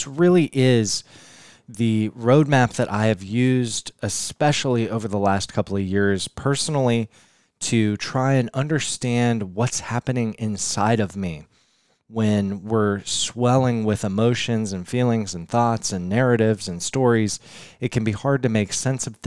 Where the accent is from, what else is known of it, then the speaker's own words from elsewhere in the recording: Denver, Colorado, United States; I'm in my hometown of Denver, Colorado